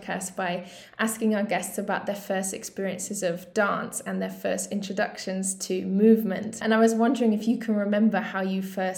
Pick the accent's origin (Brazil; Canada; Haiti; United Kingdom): United Kingdom; moved away as an adult; now in Berlin, Germany; I'm a British-born dance writer and critic, and I've been based in Berlin, Germany since